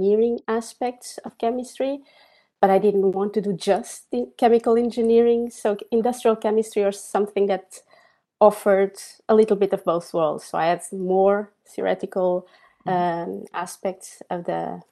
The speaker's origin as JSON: {"language": "English", "town": "Coimbra", "region": "Centro", "country": "Portugal", "tie": "born or raised there", "moved": "as an adult", "said": "I was born in Portugal in a city called Coimbra"}